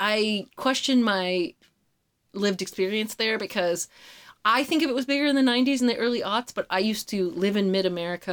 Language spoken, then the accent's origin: English; New Albany, Indiana, United States; born or raised there